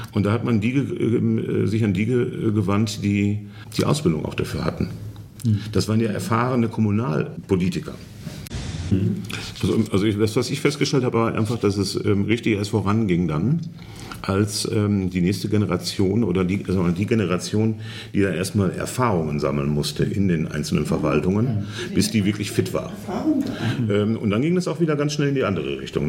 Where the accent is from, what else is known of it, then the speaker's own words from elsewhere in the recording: Germany; moved away as an adult; now in Poland; ich komme aus Westdeutschland